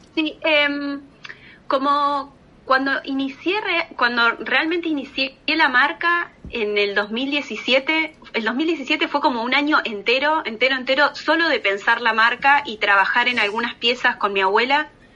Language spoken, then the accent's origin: Spanish; Argentina; moved away; a mí como argentina